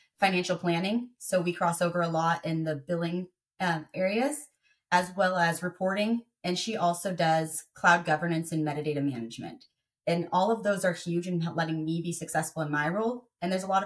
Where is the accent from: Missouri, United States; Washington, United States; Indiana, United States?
Washington, United States; Tacoma; moved away; I was born and raised in Tacoma, Washington, about 45 minutes south of Seattle